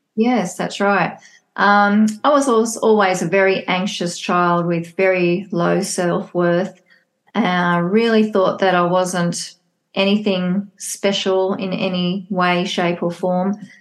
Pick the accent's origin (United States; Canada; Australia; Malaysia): Australia; I live, born and bred in Australia.